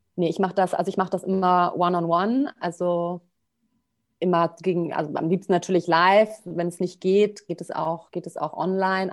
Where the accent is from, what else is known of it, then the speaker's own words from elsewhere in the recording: Bonn, North Rhine-Westphalia, Germany; Also ich komme aus Bonn